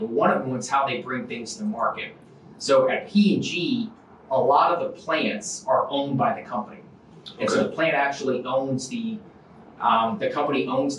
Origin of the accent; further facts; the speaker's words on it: Warner Robins, Georgia, United States; And so just to make things simple, I say I'm from Warner Robins, Georgia.